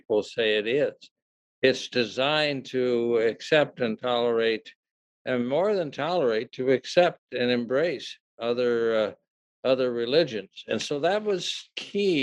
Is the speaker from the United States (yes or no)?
yes; Eden Prairie, Minnesota, United States; the southern part of Eden Prairie is basically settled by Scotch-Irish dairy farmers